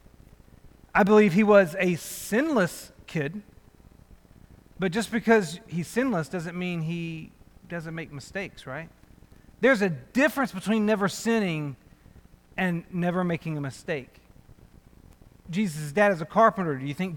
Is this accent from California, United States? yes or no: no; North Little Rock, Arkansas, United States; moved away as an adult; also born or lived in Searcy, Arkansas / Pensacola, Florida; I grew up in North Little Rock, Arkansas, which is literally north of Little Rock, across the Arkansas River from it. I grew up there.